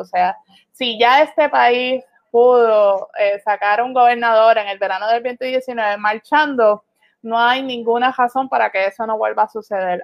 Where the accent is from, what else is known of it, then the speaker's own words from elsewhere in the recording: Puerto Rico; La ciudadanía que tenemos los, puertorriqueños